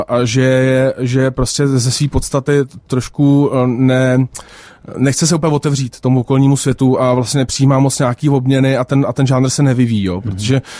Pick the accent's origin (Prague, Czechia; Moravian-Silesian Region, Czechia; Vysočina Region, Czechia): Prague, Czechia; Já jsem jako narozený na letní a, a s tím, že jako moje máma, eh, tam taky vyrostla.